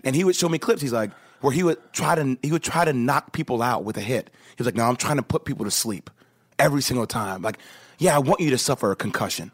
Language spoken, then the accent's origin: English; New Jersey, United States; I grew up in Jersey